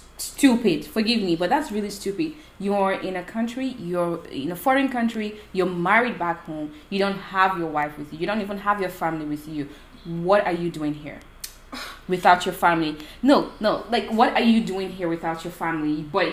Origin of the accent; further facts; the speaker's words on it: Nigeria; men sometimes abuse the woman physically, but because we're from Nigeria